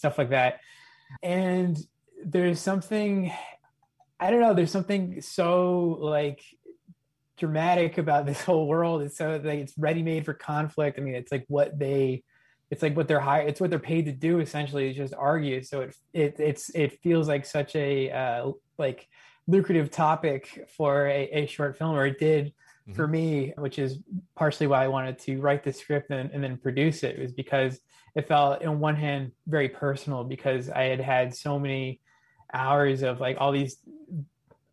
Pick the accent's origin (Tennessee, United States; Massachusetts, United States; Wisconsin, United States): Massachusetts, United States; Boston; I'm from Boston